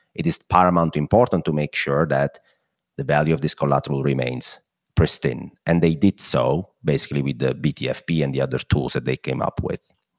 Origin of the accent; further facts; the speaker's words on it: Italy; accent: Italian; my Italian accent